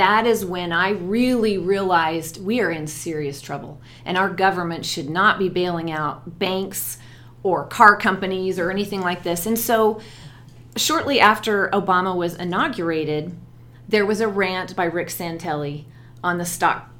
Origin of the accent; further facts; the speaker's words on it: Colorado, United States; moved away as an adult; also born or lived in Germany / Alabama; I grew up in Colorado